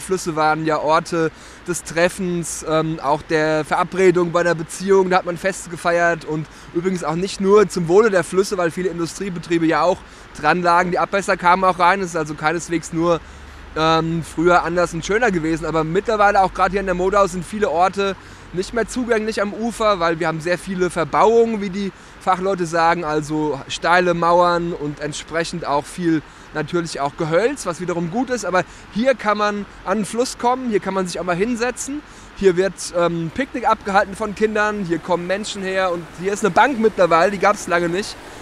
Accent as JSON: {"language": "German", "town": "Nieder-Ramstadt", "region": "Hesse", "country": "Germany", "tie": "born or raised there", "moved": "as an adult", "said": "Ich bin ja hier aufgewachsen in der Rammstadt"}